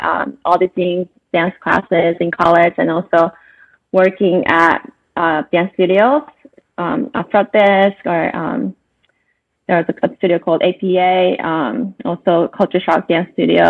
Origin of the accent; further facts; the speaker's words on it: Saitama, Japan; now in Los Angeles, United States; I was born and raised in Saitama, Japan